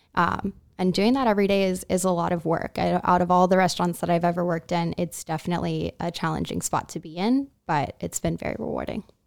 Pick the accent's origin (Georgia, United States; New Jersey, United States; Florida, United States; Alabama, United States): Florida, United States; Miami; moved away as an adult; also born or lived in Laguna, California; now in Miami, United States; I'm from Miami, Florida, but had moved here to Laguna about five, four or five years ago.